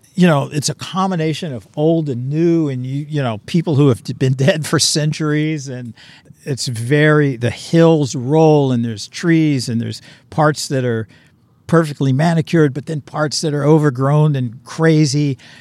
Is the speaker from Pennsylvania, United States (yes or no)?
yes; Pittsburgh, Pennsylvania, United States; I'm from Pittsburgh, so back east you find that a lot too